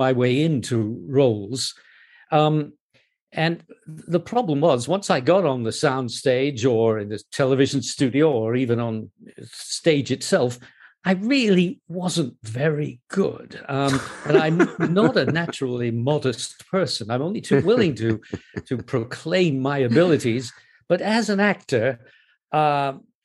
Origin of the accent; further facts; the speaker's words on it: Canada; accent: North American; moved away as an adult; also born or lived in United States; now in United Kingdom; And it was partly in Canada, partly in the US. And I came back sounding American, or North American at any rate.